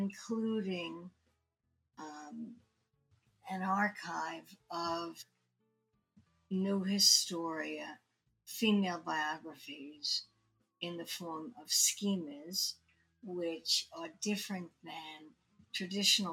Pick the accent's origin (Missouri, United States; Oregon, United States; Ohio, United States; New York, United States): New York, United States; New York City; I grew up in Brooklyn, and I read everything that I could at the Brooklyn